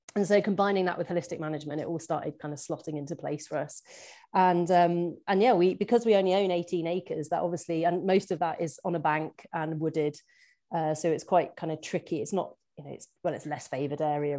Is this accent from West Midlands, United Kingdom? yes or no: yes; Shropshire, West Midlands, United Kingdom; moved away as an adult; now in Scotland; I was actually born and brought up in very rural Shropshire